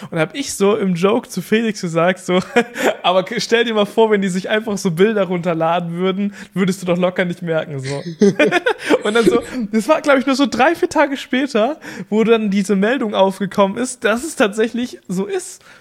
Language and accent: German; East Frisia, Lower Saxony, Germany; Bei uns in Ostfriesland